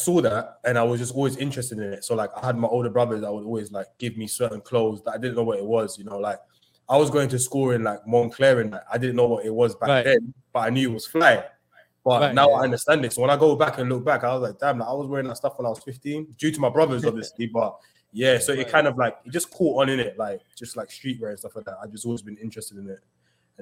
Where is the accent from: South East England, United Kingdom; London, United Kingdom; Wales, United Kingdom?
London, United Kingdom; moved away as an adult; now in New York, United States; Growing up in London, especially with the area I come from in Tottenham